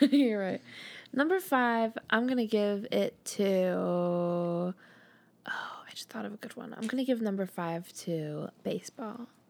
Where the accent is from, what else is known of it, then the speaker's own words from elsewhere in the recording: United States; I'm American